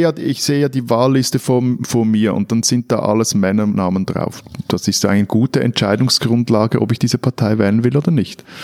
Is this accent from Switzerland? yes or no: yes; Switzerland; als Schweizer